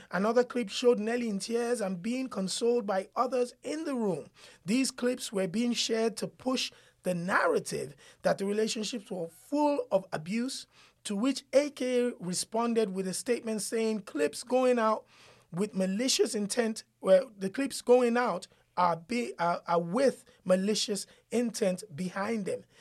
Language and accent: English; Nigeria; as a Nigerian